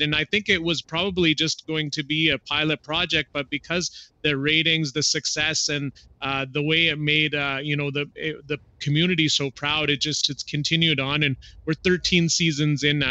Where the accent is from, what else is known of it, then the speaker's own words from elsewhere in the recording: southern Alberta, Canada; growing up in a small town in southern Alberta